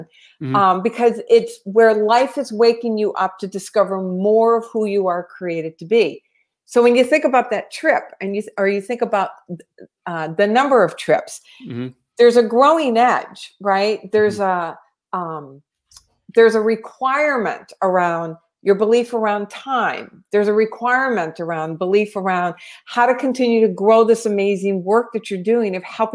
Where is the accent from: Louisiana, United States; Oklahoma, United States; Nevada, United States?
Louisiana, United States; also born or lived in Tennessee; now in California, United States; I'm from Louisiana and I lived in Tennessee for 18 years